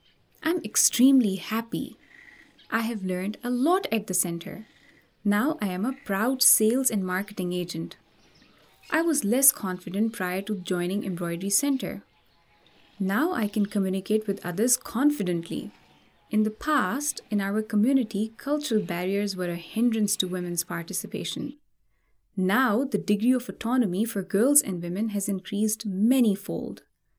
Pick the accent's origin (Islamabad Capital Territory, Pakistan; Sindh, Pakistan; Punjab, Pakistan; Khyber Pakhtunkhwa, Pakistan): Sindh, Pakistan; Umerkot; from Umerkot.